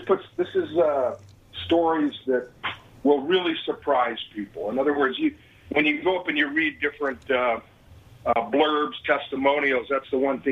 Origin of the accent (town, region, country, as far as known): Denver, Colorado, United States; born or raised there